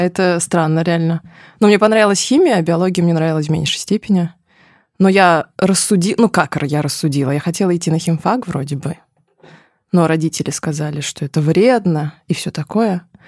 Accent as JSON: {"language": "Russian", "town": "Ufa", "region": "Bashkortostan", "country": "Russia", "tie": "born or raised there", "said": "Я родилась в Уфе"}